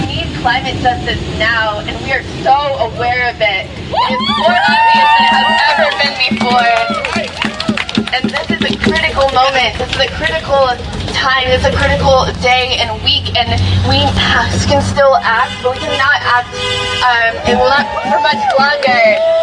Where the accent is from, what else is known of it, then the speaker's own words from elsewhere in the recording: Blumenau, Santa Catarina, Brazil; moved away; to my home country, where I was born and raised, where my parents were born and raised, where my grandparents, and as far as I can remember, all of the generations in my family have been from